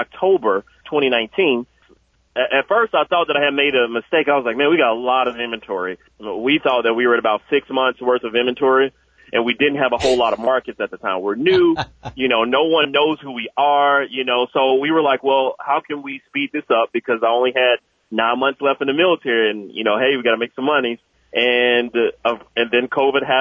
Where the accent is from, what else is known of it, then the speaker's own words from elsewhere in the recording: Jackson, Mississippi, United States; moved away as an adult; also born or lived in Fayetteville, North Carolina; now in Bahama, North Carolina, United States; I was born and raised in Jackson, Mississippi, and then I joined the military right after high school